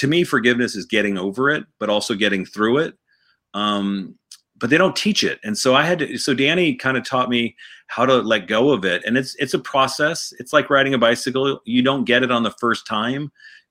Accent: St. Louis, Missouri, United States; also born or lived in Boston / Atlanta / Newport Beach; I was born in Boston. My dad was from Atlanta. We went to Atlanta, and then we went to Southern California down in Newport Beach, and then I went to St. Louis, Missouri for high school.

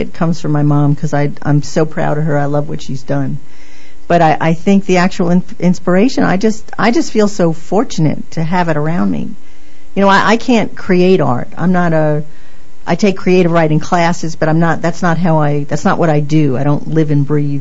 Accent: New York, United States; moved away as an adult; also born or lived in Southern California; now in Myrtle Beach, United States; I grew up in New York, and I had a crazy, crazy art teacher

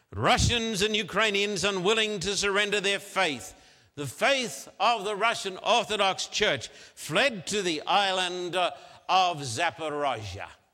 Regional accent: Australia; I'm an Australian

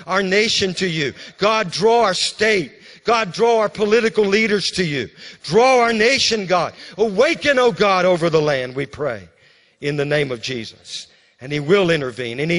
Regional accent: Louisiana, United States; When I was growing up in Louisiana, you know, as a little boy, I used to ride the bus.

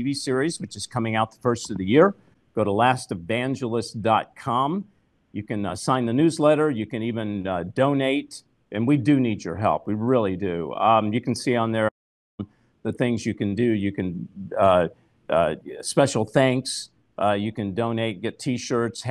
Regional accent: California, United States; moved away; I'm from California.

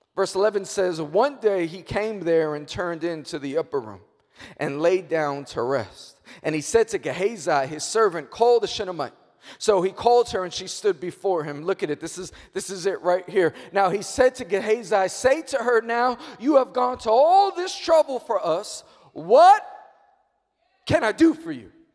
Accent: New York, United States; I'm born and raised in New York

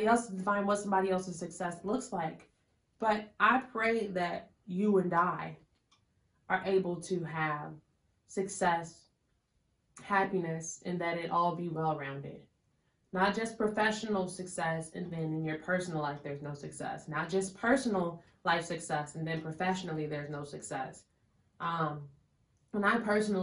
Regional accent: Chicago, Illinois, United States; where are you from? Chicago

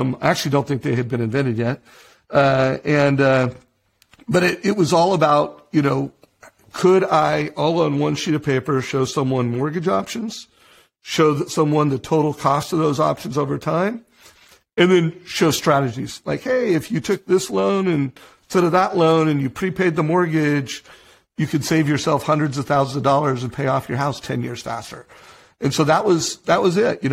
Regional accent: Huntington Beach, California, United States; I grew up in Huntington Beach

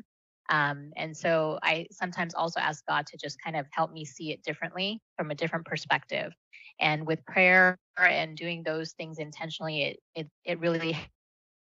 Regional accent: United States; first language Malayalam; English is a second language; I was born here, but I grew up sort of this hybrid of the two cultures

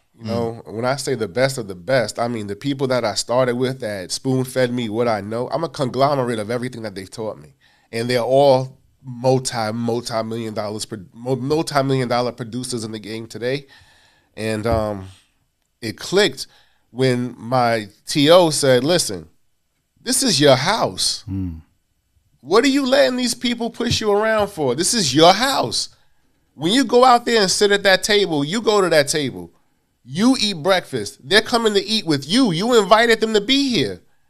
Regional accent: Queens, New York, United States; I'm from Queens. Yes, yes, yes. Yeah. Born in Hollis, Queens, raised in South Jamaica.

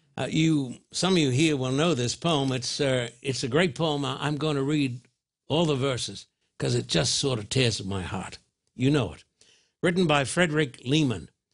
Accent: Australia; now in United States; when I was brought up in Australia

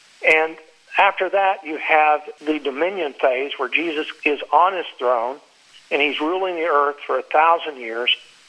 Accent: Texas, United States; now in Florida, United States; You know, I'm in Florida, so we have hurricanes all the time. And when I grew up in Texas, there were tornadoes.

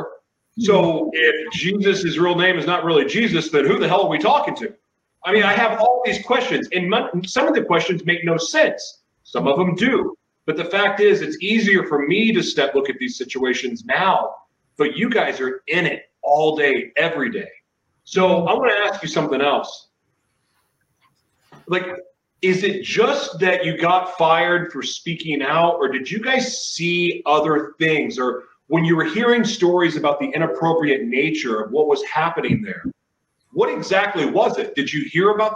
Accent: Oklahoma, United States; one of the churches I grew up in Oklahoma

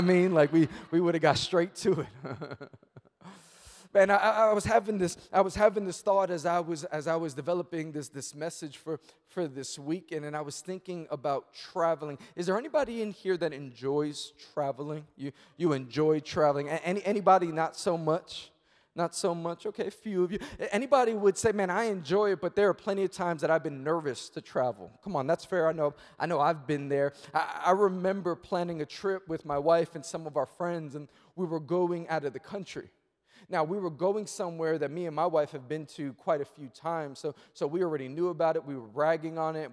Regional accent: New York City, New York, United States; I'm born and raised in Queens, New York

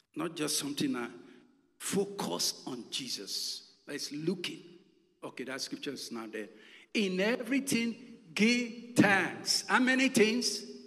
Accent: Nigeria; moved away as an adult; I'm from Nigeria

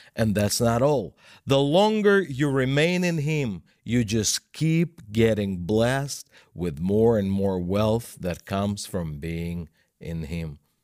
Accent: Russia; English is a second language; I'm Russian. English is my second language, and I'm self-taught. I never lived in the United States

